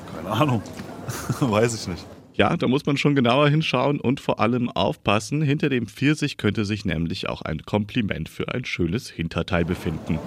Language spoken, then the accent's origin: German; Germany; bei uns in Deutschland